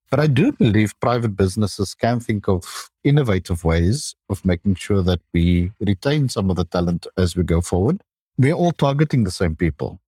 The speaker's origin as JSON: {"language": "English", "country": "South Africa", "tie": "born or raised there", "said": "I finished high school in South Africa"}